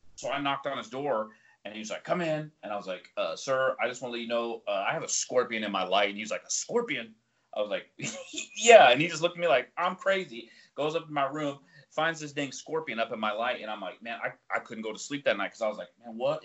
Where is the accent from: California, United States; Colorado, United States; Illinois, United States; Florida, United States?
Colorado, United States; moved away; I'm from Colorado